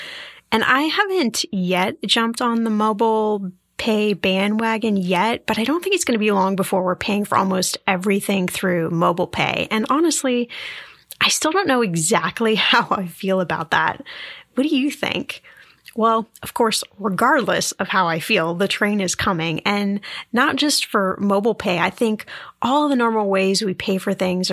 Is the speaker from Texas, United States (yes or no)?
no; Indiana, United States; I grew up in Indiana